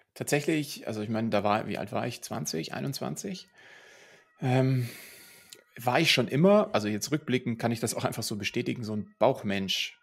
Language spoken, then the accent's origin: German; Munich, Bavaria, Germany; ich bin hier in München groß geworden